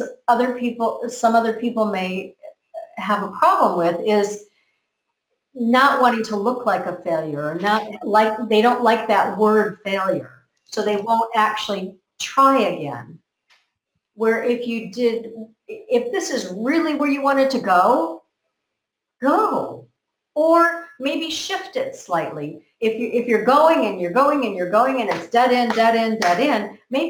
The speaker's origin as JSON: {"language": "English", "country": "United States", "tie": "born or raised there", "said": "I grew up in America"}